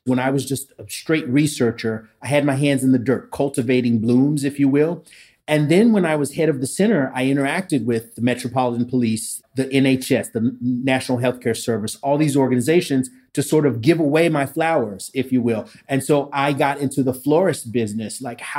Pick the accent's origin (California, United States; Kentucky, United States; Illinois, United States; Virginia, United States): Kentucky, United States; Lexington; So I was born in Lexington, Kentucky. And that's where I spent most of my time. But I've lived in 6 states and 4 foreign countries, so I get around.